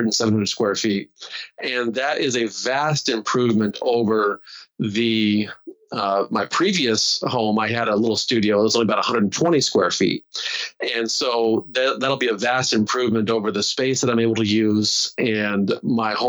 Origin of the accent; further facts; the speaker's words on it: Walla Walla, Washington, United States; I come from Walla Walla, Washington